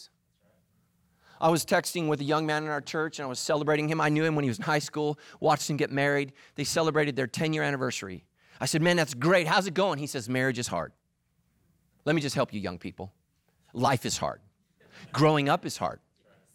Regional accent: California, United States; I'm a pastor here in Southern California. I'm a Californian

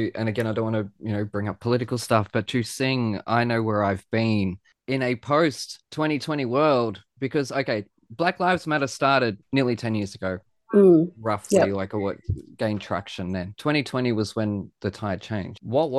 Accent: United States; now in Australia; That a Black American woman can stand at our most emotional ceremony and sing …

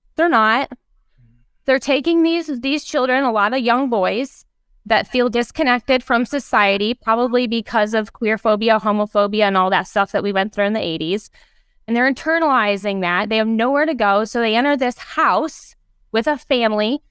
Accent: Ohio, United States; I grew up in Ohio, where in elementary school, part of our field trips were to go to the homes of people who had provided spaces for the Underground Railroad

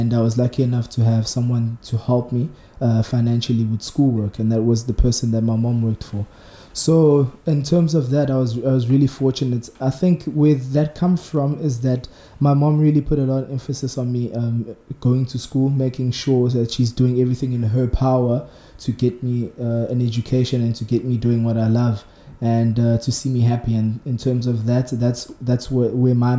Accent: Margate, KwaZulu-Natal, South Africa; also born or lived in Nkotsaneni; On the South Coast, I came from Nkotsaneni, but originally I was raised in Margate.

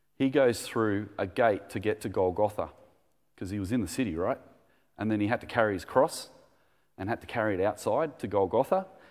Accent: Australia; We, we were being Australian

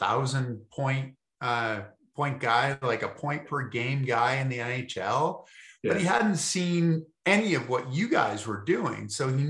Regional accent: Massachusetts, United States; I'm from Massachusetts

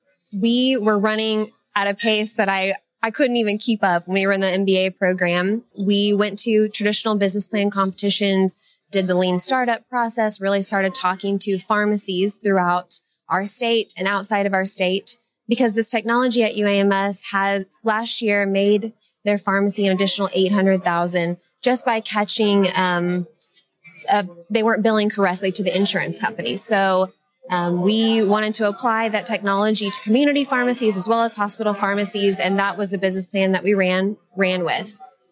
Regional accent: Oklahoma, United States; also born or lived in Atlanta; now in Little Rock, United States; Well, yes, originally.

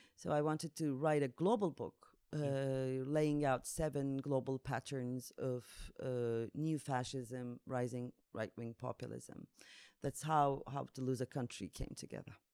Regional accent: Turkey; moved away as an adult; now in Zagreb, Croatia; I'm from Turkey. Uh, since 2016, I'm in uh, Zagreb

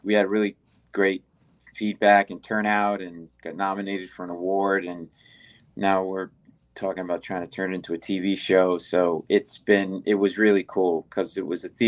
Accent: Providence, Rhode Island, United States; now in New York City, United States; I grew up in Providence, Rhode Island

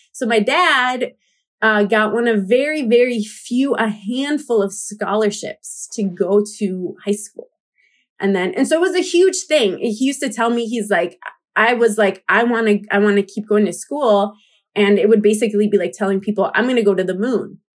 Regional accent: United States; I grew up in the U S as a Latina

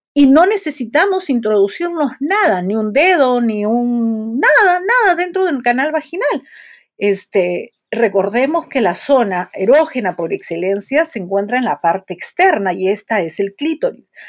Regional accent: Peru; soy psicóloga, soy de Perú

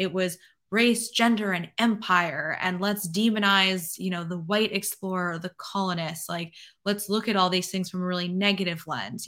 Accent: New York City, New York, United States; now in Florida, United States; I'm from New York City

